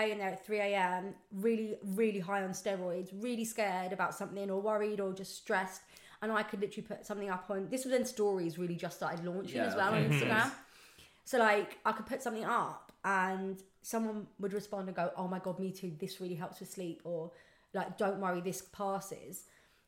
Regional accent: London, United Kingdom; I'm actually a Southwest London girl, but Southwest. I live up in East London.

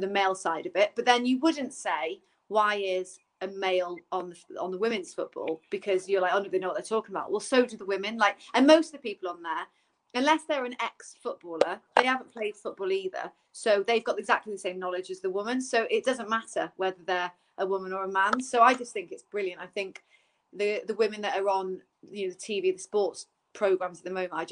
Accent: Newbridge, Wales, United Kingdom; I'm from Newbridge

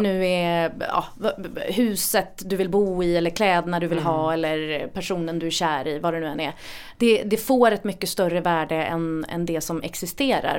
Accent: Gothenburg, Västra Götaland, Sweden; i närheten av där jag växte upp, eh, precis liksom en, en liten tvärgata till Linnégatan i Göteborg

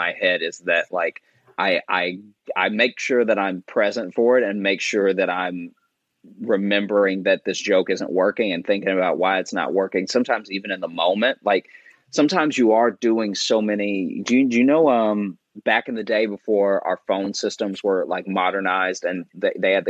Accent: Louisiana, United States; also born or lived in Chicago; now in New York, United States; I was born in Louisiana. Mm-hmm. And then grew up my childhood Louisiana. Then I moved to Chicago, and that's where I started doing comedy

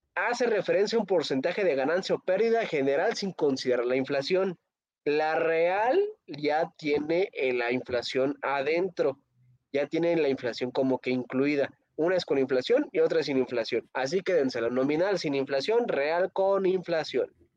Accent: Mexico

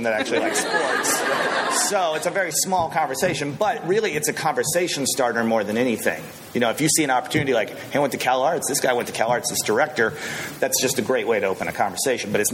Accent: San Antonio, Texas, United States; I'm from San Antonio

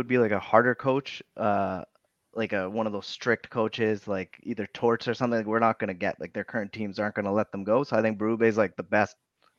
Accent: Toronto, Ontario, Canada; I grew up in Toronto

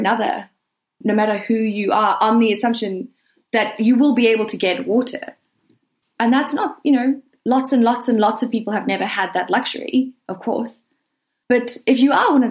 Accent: Durban, KwaZulu-Natal, South Africa; moved away as an adult; also born or lived in Cape Town; I grew up in Durban, which is a kind of like a subtropical city

